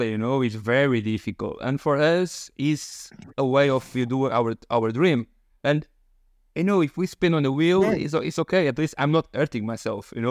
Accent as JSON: {"language": "English", "country": "Portugal", "second_language": "English", "said": "of course I'm from Portugal. I will take for uh, Fafe, if you know, if you know, on the north part of Portugal"}